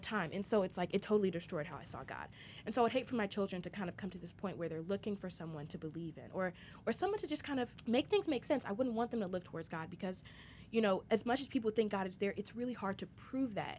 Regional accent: United States; I'm not American. I'll always be American, but I'm not into it

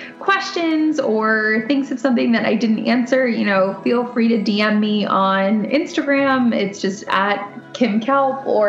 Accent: Florida, United States; I grew up in Florida and my dad's a big surfer

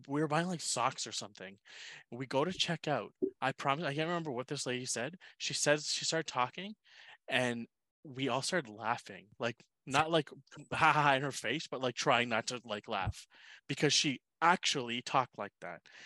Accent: Cambridge, Ontario, Canada; moved away as an adult; now in Toronto, Canada; I'm not a Toronto person. I grew up like an hour away from here.

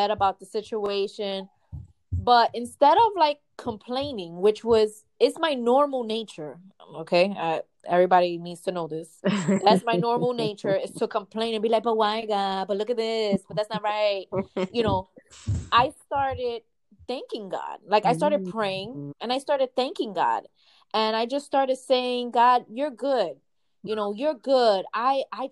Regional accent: New York City, New York, United States; I'm from the Bronx and I'm Puerto Rican

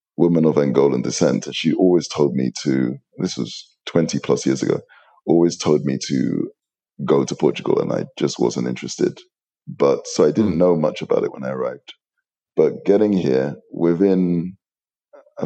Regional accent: London, United Kingdom; moved away; my background is I'm a Londoner. I was born to hardworking, working class Nigerian parents. I was actually conceived in Nigeria, born in the UK. So I sort of made it, my mother made it to Heathrow Airport, and I sort of combat rolled down the stairs into London. And I grew up most of my life there.

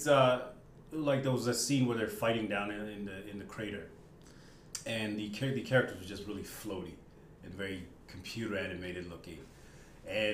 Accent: Botswana; I'm from Botswana, as you said, and I grew up on American TV

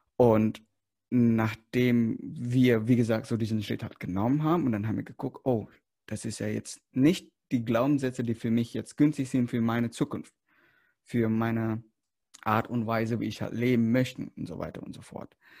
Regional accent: Indonesia; moved away; ich komme aus Indonesien

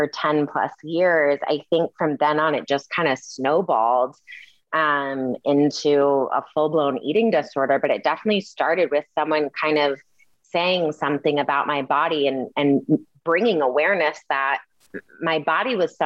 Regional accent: Kalamazoo, Michigan, United States; I am from Kalamazoo, Michigan, grew up in a pretty diverse city

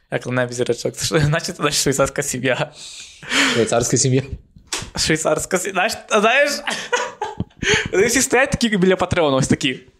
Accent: Ivano-Frankivsk, Ivano-Frankivsk Oblast, Ukraine; Це ж Франківськ, о, мій рідний Франківськ, як я люблю свій Франківськ.

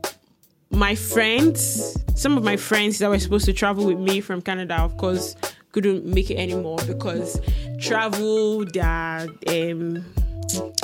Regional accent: Ibadan, Oyo, Nigeria; moved away; I'm from Ibadan

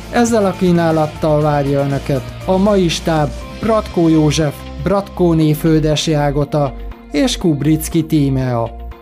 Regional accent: Budapest, Hungary; én Baros Gábor telepen nevelkedtem

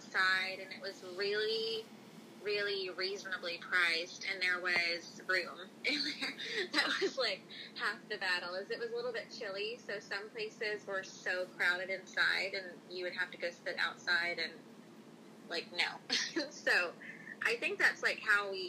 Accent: the South, United States; we grew up in the South

